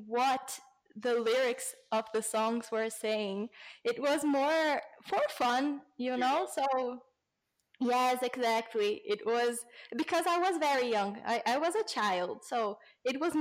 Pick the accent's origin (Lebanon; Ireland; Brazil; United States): Brazil; English is a second language; also born or lived in England; When I was a kid, I lived for a couple of months in England. But I went to school, but I didn't really learn the language. So when I came back to Brazil, I didn't speak English